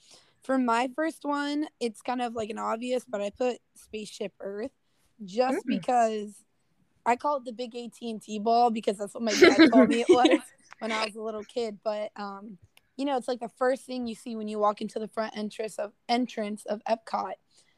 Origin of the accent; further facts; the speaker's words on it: Miami, Florida, United States; I'm from Miami, Florida